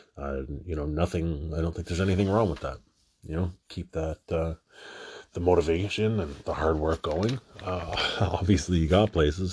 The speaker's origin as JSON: {"language": "English", "town": "Toronto", "region": "Ontario", "country": "Canada", "tie": "born or raised there", "said": "I'm from Canada"}